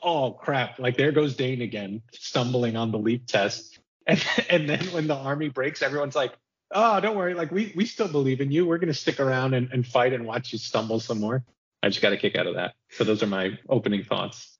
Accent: New Jersey, United States; I'm from the United States, from New Jersey.

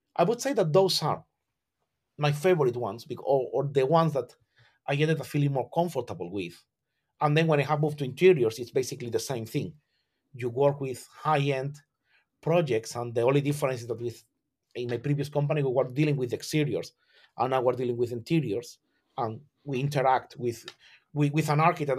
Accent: Algeciras, Andalusia, Spain; born or raised there; English is a second language; moved away as an adult; now in London, United Kingdom

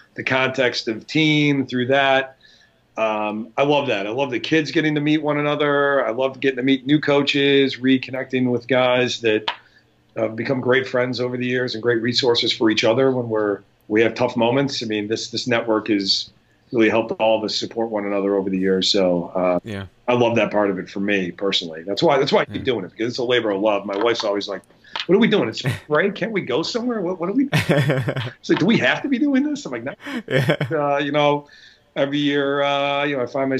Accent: Buffalo, New York, United States; I'm from Buffalo

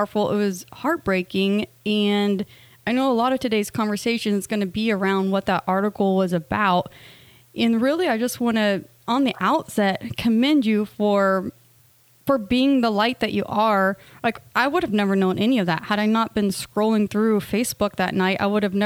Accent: United States; We are both from the States

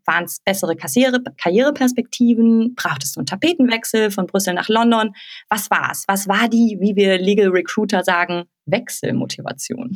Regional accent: Hesse, Germany; gebürtiger Hesse wie ich

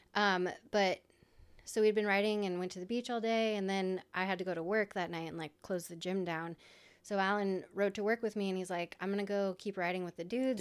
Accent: Iowa, United States; I'm from Iowa

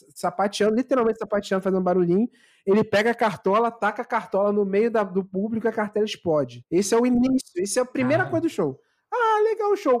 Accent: Baixada Fluminense, Rio de Janeiro, Brazil; Sou da Baixada

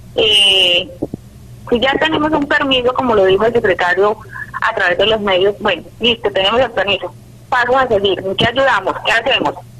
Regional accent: Tame, Arauca, Colombia; yo soy del municipio de Tama

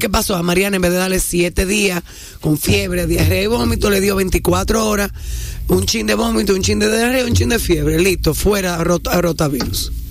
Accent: Santo Domingo, Distrito Nacional, Dominican Republic; yo soy de Gascue

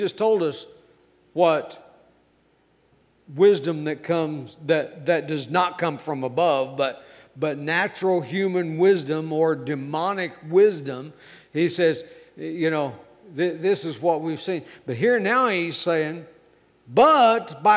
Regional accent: United States; I am an American. I love my country.

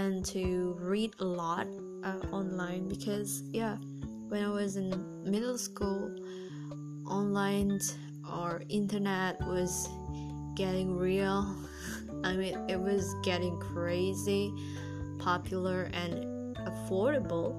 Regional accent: Indonesia; first language Indonesian; English is a second language; I'm actually not an English native speaker, so I grew up as an Indonesian and speaking Indonesian every day

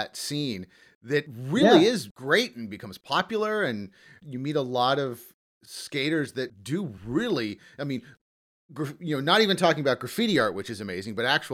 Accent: Los Angeles, California, United States; I grew up in the Valley as well.

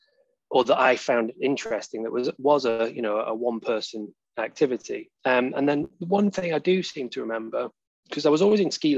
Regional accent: Poynton, North West England, United Kingdom; moved away as an adult; now in Sheffield, United Kingdom; I'm from Poynton, just outside Manchester.

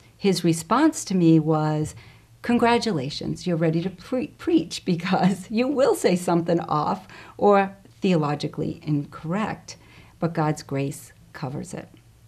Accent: Boston, Massachusetts, United States; accent: Boston; now in Princeton, United States; I moved here a little over 5.5 years ago from Massachusetts. So in our time together, my Boston accent may spring forth if it hasn't already.

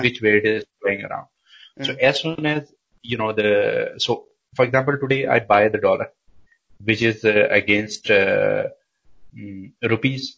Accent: Pakistan; moved away as an adult; now in Denmark; I come from Pakistan and I've been in Denmark for almost nine years now

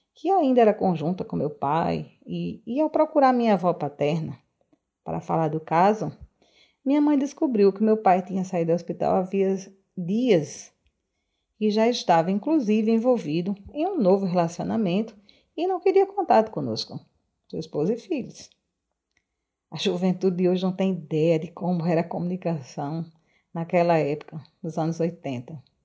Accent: Arez, Rio Grande do Norte, Brazil; also born or lived in Natal; natalense de nascimento mas cresci em Areis, uma pequena cidade litorânea do estado do Rio Grande do Norte

